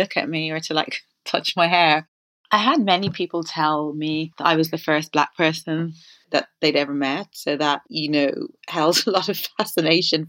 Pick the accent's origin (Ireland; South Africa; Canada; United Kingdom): Ireland; when I was growing up in Ireland